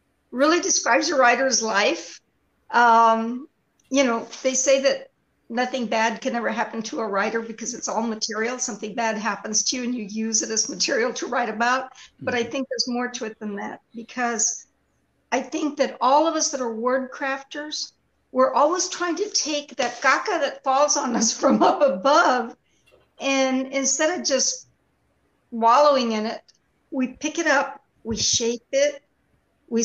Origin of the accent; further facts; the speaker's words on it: Tex-Mex, Texas, United States; accent: Tex-Mex; first language Tex-Mex; Tex-Mex is my native language